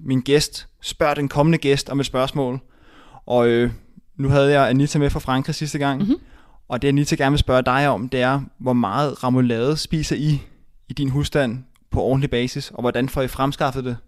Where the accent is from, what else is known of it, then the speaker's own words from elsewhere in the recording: Rødovre, Capital Region of Denmark, Denmark; jeg kommer selv fra, fra Rødovre af